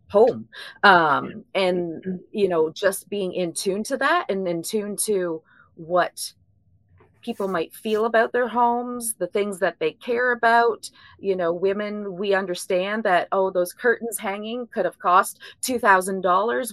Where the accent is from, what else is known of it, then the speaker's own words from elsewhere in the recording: Ontario, Canada; moved away as an adult; now in Bowling Green, United States; I'm actually originally from Ontario, Canada, but uh, we moved down to Kentucky about 15 years ago